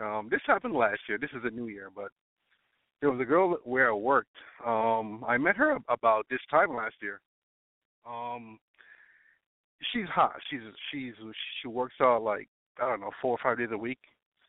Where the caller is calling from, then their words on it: Florida, United States; Oh, well, I'm calling from Florida. I'm 35.